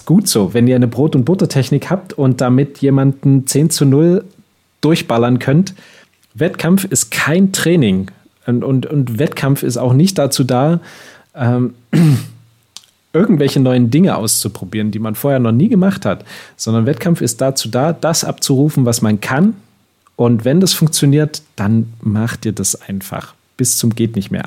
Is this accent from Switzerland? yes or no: yes; Switzerland; bei uns in der Schweiz